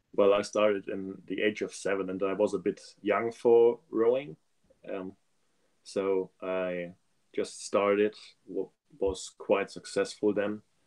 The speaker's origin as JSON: {"language": "English", "country": "Germany", "said": "I'm from Germany"}